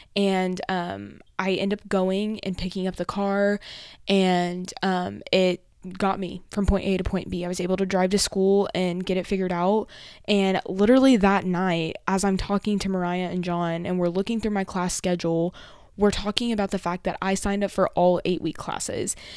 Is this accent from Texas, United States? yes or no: yes; Amarillo, Texas, United States; moved away as an adult; now in College Station, United States; my actual home, which is in Amarillo, or my hometown